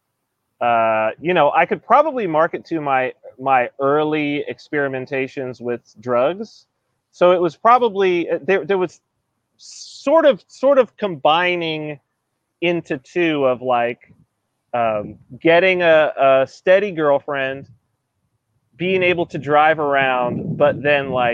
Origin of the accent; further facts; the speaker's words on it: San Bernardino, California, United States; I'm from San Bernardino, California, which is like desert.